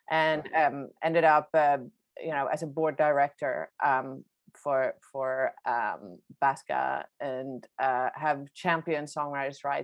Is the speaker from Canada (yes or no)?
no; Sweden; English is a second language; moved away as an adult; also born or lived in New York; Um, so, I'm uh, from Sweden originally. I grew up and I'm born and raised in Sweden.